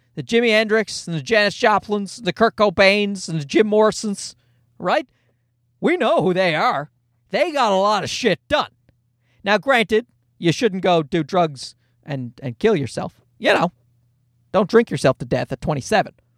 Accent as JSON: {"language": "English", "region": "Newfoundland and Labrador", "country": "Canada", "tie": "born or raised there"}